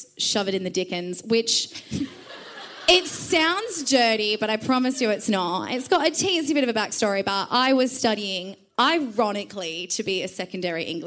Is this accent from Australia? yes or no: yes; Perth, Western Australia, Australia; now in Victoria, Australia; I am from Perth